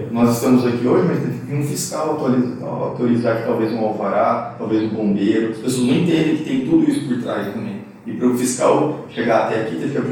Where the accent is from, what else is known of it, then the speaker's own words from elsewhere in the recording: Campo Grande, Mato Grosso do Sul, Brazil; also born or lived in Araçatuba, São Paulo; Nasci em Araçatuba, interior de São Paulo. Me mudei para Campo Grande em 92, enquanto meu pai, meu pai é, teve um emprego aqui, restaurante da minha família, né?